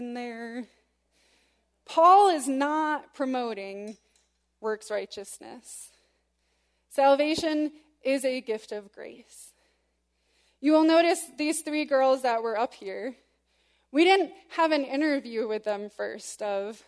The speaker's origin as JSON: {"language": "English", "region": "West Michigan", "country": "United States", "tie": "born or raised there", "said": "growing up in West Michigan, as I did"}